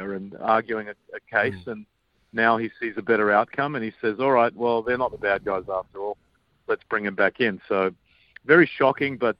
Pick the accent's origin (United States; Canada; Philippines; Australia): Australia; I grew up with in Australia